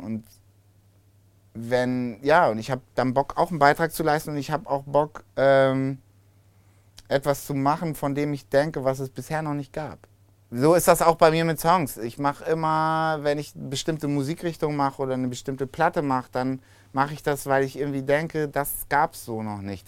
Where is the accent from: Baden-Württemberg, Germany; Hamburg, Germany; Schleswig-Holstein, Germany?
Hamburg, Germany; als Hamburger